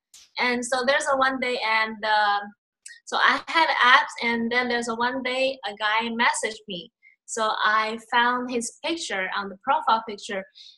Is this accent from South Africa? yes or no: no; China; English is a second language; moved away as an adult; also born or lived in Malaysia; now in New York City, United States; I born and raised in China. So I went to Malaysia to study university, and then I stayed there about 6 years, and then I went back to China.